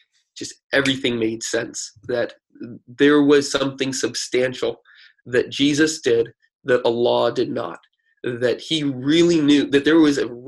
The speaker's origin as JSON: {"language": "English", "country": "United States", "tie": "born or raised there"}